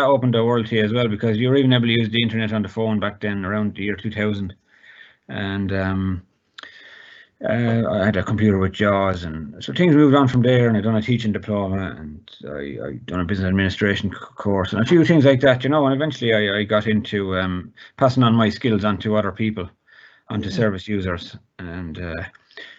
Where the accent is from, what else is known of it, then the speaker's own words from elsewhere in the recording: Tipperary, Munster, Ireland; I'm from Tipperary